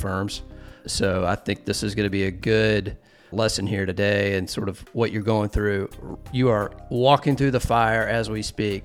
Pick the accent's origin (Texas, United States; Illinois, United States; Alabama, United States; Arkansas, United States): Alabama, United States; Mobile; I grew up in Mobile on the south side of the state on the Gulf Coast.